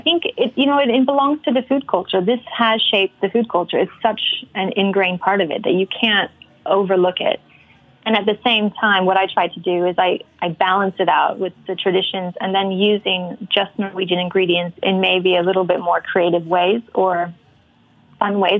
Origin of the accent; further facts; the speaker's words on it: Salt Lake City, Utah, United States; moved away as an adult; also born or lived in Colorado; now in Norway; I'm from originally from Salt Lake City in Utah